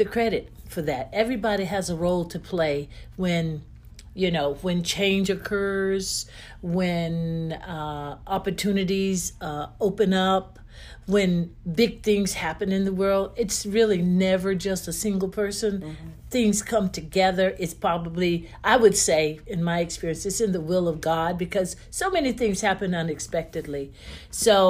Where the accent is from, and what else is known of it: Wilson, North Carolina, United States; born or raised there; moved away as an adult